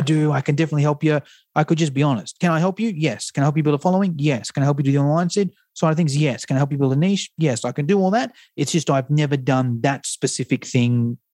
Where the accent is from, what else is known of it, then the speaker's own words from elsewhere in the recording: Australia; accent: Australian; an Australian accent